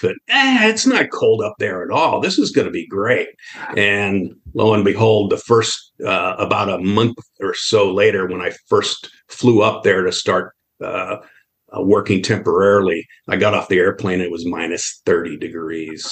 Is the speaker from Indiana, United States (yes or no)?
yes; Northwest Indiana, United States; I grew up in Northwest Indiana